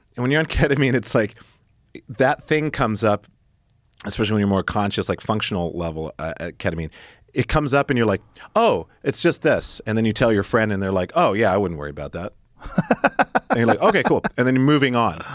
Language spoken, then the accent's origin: English; Great Falls, Montana, United States; also born or lived in Stuttgart, Germany / Italy / Spain; when we were teenagers growing up in Montana